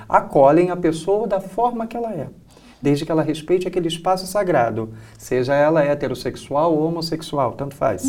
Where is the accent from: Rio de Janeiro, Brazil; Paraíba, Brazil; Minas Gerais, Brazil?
Rio de Janeiro, Brazil; moved away as an adult; now in Paraná, Brazil; E eu venho do Rio, estou há 12 anos aqui no estado do Paraná, mas eu sou do Rio de Janeiro